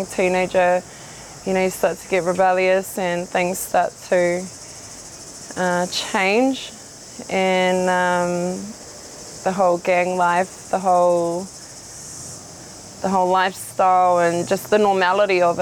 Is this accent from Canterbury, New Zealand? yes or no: no; Rotorua, Bay of Plenty, New Zealand; also born or lived in Whakatane; I grew up in Rotokawa, Ōwhata, which is close to pretty much out by the airport in Rotorua